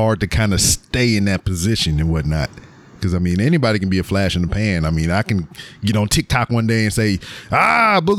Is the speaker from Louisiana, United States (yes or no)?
yes; Louisiana, United States; moved away as an adult; now in Houston, United States; I grew up in Louisiana. That's where I was born and raised at.